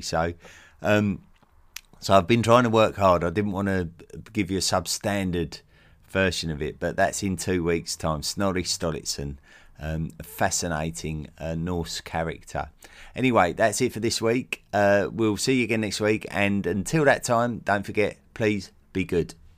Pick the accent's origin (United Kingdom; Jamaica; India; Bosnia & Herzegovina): United Kingdom; as a British man, uh, having lived in Britain all my life